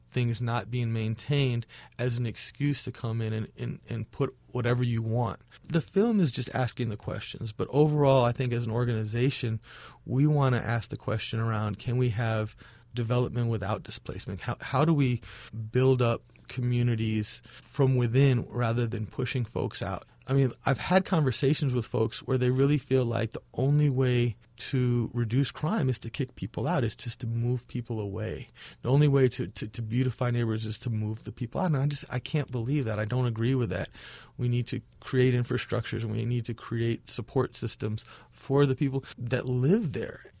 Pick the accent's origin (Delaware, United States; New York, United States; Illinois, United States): Illinois, United States; Chicago; And all of my murals that I didn't growing up in Chicago have been destroyed.